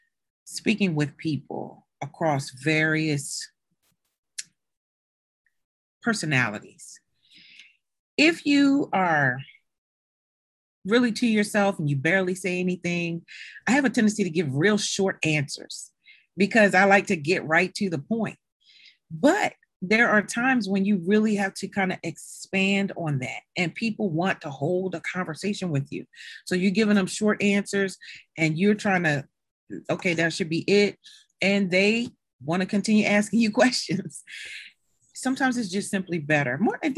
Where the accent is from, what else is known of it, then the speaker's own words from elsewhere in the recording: Maryland, United States; now in Delaware, United States; because I am not a Delaware native. I came here from Maryland My family, most of them are in Maryland. So who can I either live with or do I go back home?